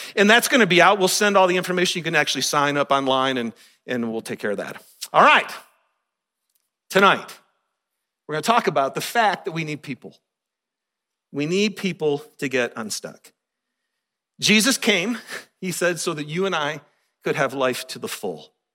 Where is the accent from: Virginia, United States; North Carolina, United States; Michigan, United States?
Michigan, United States; moved away as an adult; also born or lived in Kentucky; growing up in Michigan